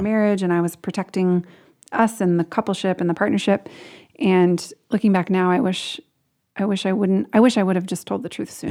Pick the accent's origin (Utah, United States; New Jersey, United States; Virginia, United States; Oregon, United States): Oregon, United States; Portland; I grew up in Portland, Oregon, lived there most of my life